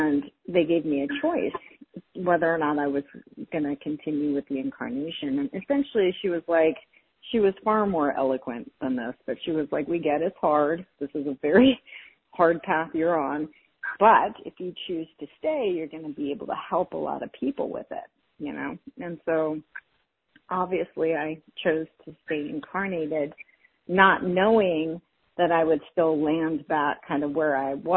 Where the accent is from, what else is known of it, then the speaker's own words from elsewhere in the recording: South Dakota, United States; moved away; also born or lived in California; I was raised in South Dakota in the middle of nowhere in a tiny town pre-internet